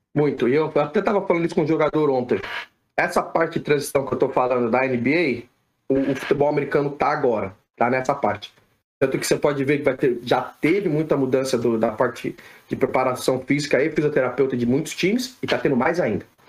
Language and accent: Portuguese; São Paulo, Brazil; moved away as an adult; now in United States; brasileiro, nasci em São Paulo, criado em São Paulo